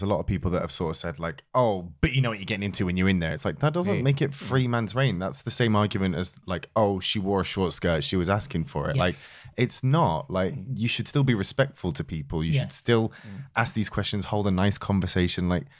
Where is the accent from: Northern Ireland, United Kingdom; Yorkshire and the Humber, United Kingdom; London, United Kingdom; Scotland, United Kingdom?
Yorkshire and the Humber, United Kingdom; York; I am also from York